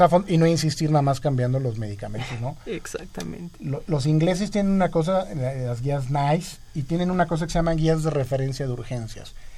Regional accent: Mexico; somos más mexicanos, evidentemente

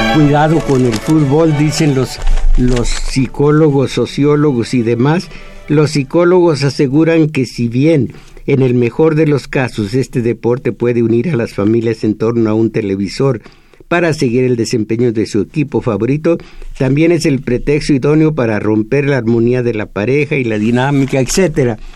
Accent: Mexico; Yo, como mexicano

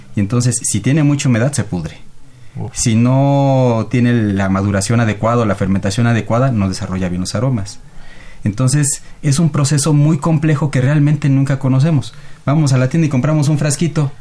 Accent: Mexico; como mexicanos

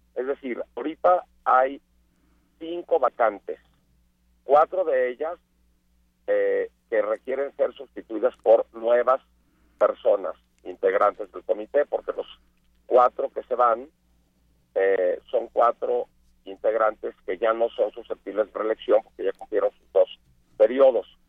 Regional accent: Mexico; yo por ser mexicano

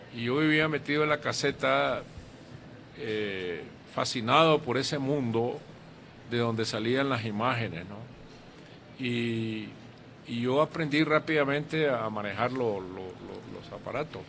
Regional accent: Masatepe, Masaya, Nicaragua; cuando yo viví en mi pueblo, Mazatepe, que era un pueblo pequeño

